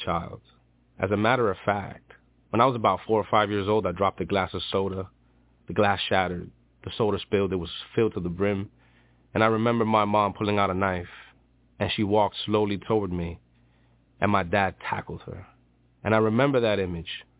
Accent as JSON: {"language": "English", "town": "New York City", "region": "New York", "country": "United States", "said": "I'm from Dykeman. It's Manhattan, New York"}